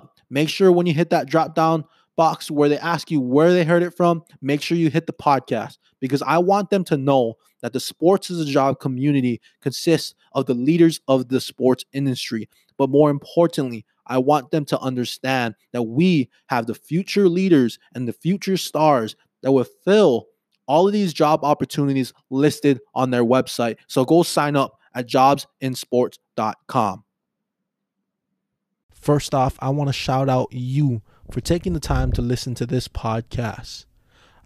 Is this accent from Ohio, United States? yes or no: no; Hawaii, United States; I was born and raised on Hawaii on an island